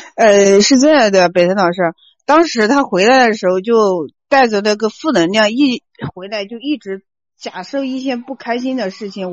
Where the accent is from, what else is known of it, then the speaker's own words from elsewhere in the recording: Hunan, China; 我是南方的，我是湖南的